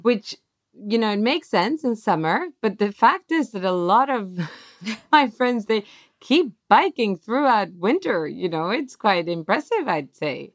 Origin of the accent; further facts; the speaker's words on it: Stockholm, Stockholm County, Sweden; we're actually from Stockholm